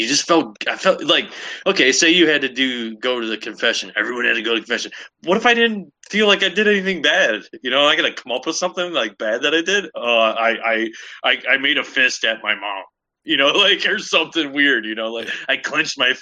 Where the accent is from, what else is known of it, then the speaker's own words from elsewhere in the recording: Northeast Ohio, United States; moved away; I grew up in Northeast Ohio, right on Lake